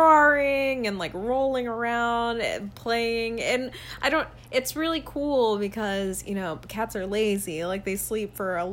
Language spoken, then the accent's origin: English; Columbus, Georgia, United States; moved away as an adult; also born or lived in Orlando; now in Buffalo, United States; I grew up in Columbus, Georgia.